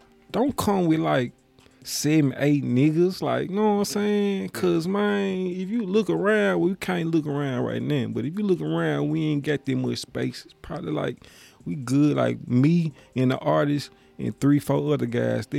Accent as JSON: {"language": "English", "town": "Memphis", "region": "Tennessee", "country": "United States", "said": "I'm from Memphis"}